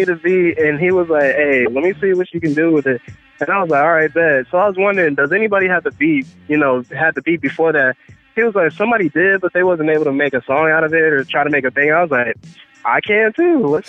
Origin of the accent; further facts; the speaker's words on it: Radcliff, Kentucky, United States; moved away as an adult; now in Tennessee, United States; I'm in Tennessee right now for college, but I'm from, you know, Radcliffe, Kentucky. It's like 45 minutes outside of Louisville, Kentucky.